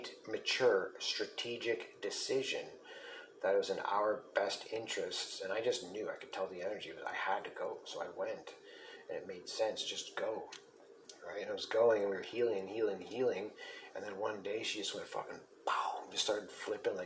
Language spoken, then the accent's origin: English; Sault Ste. Marie, Ontario, Canada; I'm from Sault Ste. Marie.